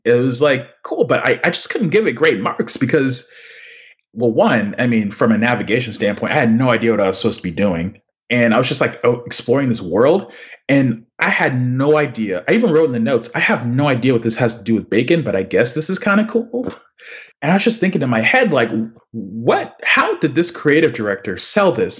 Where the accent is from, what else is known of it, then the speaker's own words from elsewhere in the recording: Houston, Texas, United States; also born or lived in The Woodlands, Texas; now in Dallas, United States; I grew up in Houston and Westfield High School